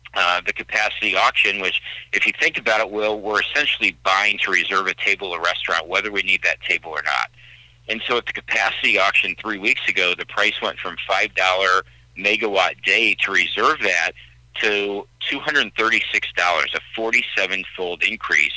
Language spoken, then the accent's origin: English; Central Illinois, United States; I was born and raised in in Central Illinois